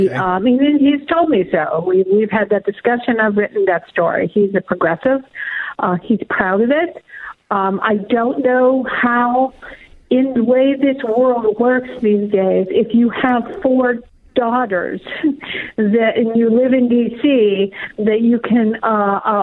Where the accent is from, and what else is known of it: Pennsylvania, United States; born or raised there